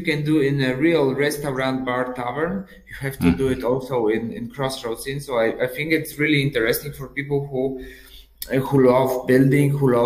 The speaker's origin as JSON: {"language": "English", "country": "Poland", "said": "I'm from Poland."}